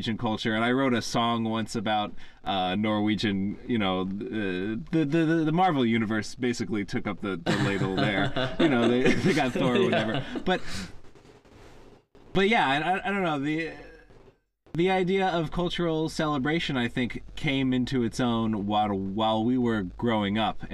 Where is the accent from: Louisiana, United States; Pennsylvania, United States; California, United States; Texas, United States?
Pennsylvania, United States